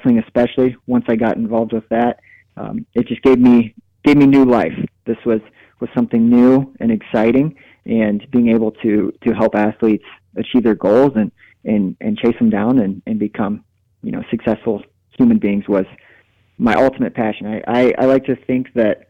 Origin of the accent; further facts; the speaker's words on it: Marion, Iowa, United States; moved away as an adult; also born or lived in Northern Illinois / Chadron, Nebraska; now in Hays, United States; I grew up in Marion, Iowa.